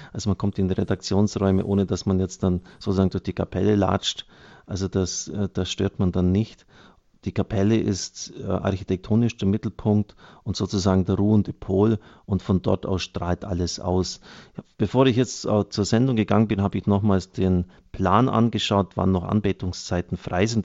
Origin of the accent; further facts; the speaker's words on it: Germany; gerade wir als Deutsche